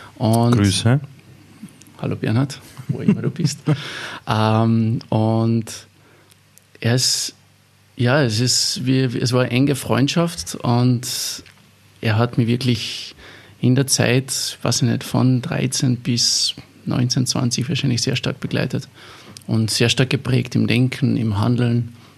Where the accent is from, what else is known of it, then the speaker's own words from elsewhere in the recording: Eberndorf, Carinthia, Austria; das war in der katholischen Jugendgruppe in, in, in Eberndorf, wo ich aufgewachsen bin